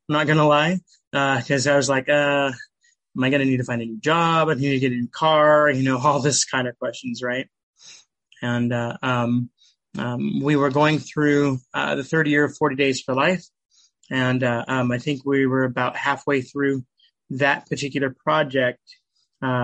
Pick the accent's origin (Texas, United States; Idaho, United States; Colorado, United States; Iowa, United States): Idaho, United States; Nampa; I'm from Nampa, Idaho. Grew up in Idaho. I was actually born and raised in Idaho.